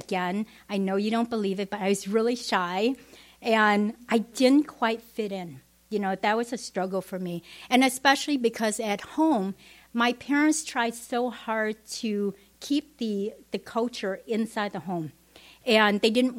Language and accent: English; Vietnam; English is a second language; moved away; also born or lived in Madison; growing up in Vietnam, we never went to church